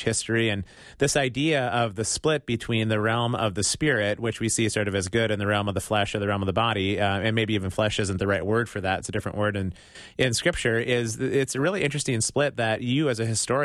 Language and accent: English; Midwest, United States; as a Midwesterner